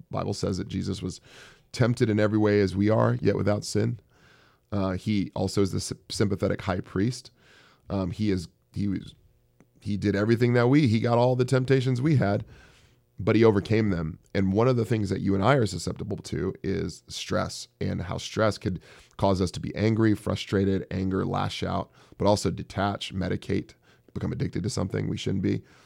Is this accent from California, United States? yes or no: yes; Bay Area, California, United States; moved away; also born or lived in Silicon Valley / San Francisco; I'm from the Bay Area.